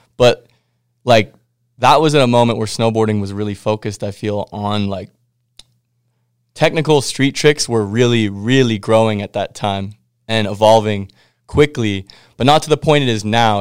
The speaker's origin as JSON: {"language": "English", "town": "Winnipeg", "region": "Manitoba", "country": "Canada", "tie": "born or raised there", "said": "I'm from Winnipeg"}